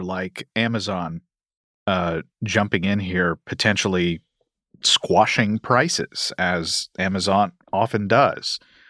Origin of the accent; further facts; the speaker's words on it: Kentucky, United States; My home state of Kentucky is one of them.